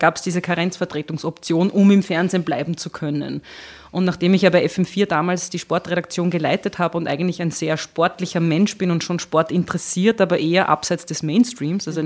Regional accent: Lower Austria, Austria; also born or lived in Burgenland / Vienna; Also ich komme aus Niederösterreich

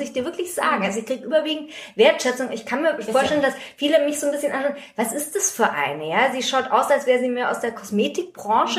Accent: Germany; bei uns in Deutschland

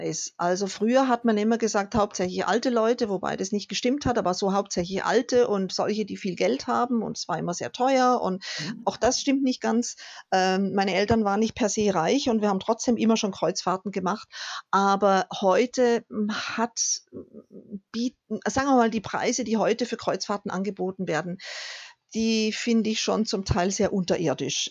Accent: Germany; wir einfach als Deutsche

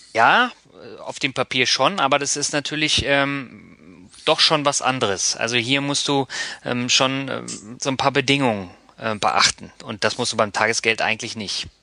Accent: Northern Germany, Germany; Ich bin ja auch Norddeutsch, ne? Und ah, also ich komme dann wirklich aus dem Norden

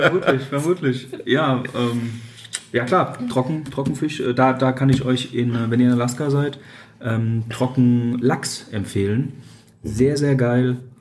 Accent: Odenwald, Hesse, Germany; also born or lived in Australia; Ich bin, wie gesagt, ja im Odenwald aufgewachsen

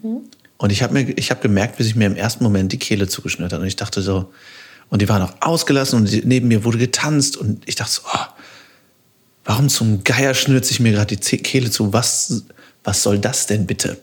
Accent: Düsseldorf, North Rhine-Westphalia, Germany; also born or lived in Cologne; ich komme aus Düsseldorf, ich habe lange in Köln gewohnt

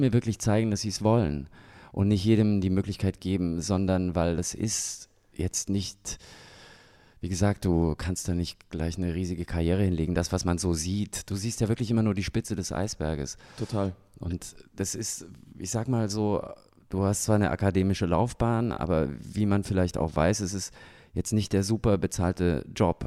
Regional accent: Germany; also born or lived in Salzburg, Austria; now in Ingolstadt, Germany; ich bin ja auch in der DDR groß geworden

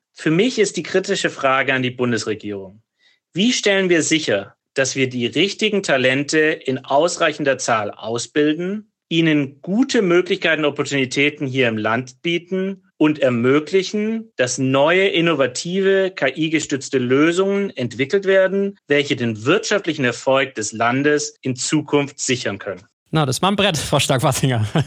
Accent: Berlin, Germany; als Berliner

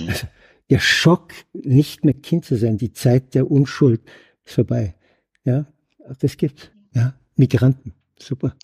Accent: Germany; als Deutscher

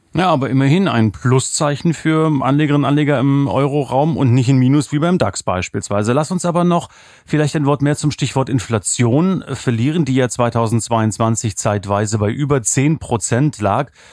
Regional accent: East Germany, Germany; now in Swabia, Germany; Ich bin ja ein Ossi im Schwabenland

